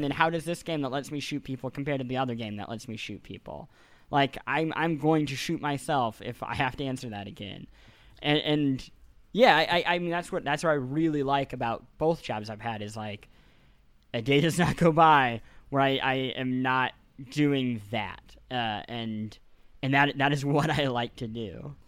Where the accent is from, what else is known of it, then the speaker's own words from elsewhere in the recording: Kansas City, Missouri, United States; moved away; I grew up in Missouri